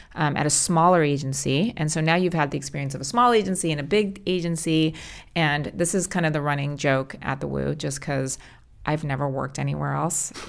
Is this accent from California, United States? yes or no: yes; California, United States; We're both born and raised in California. I've never left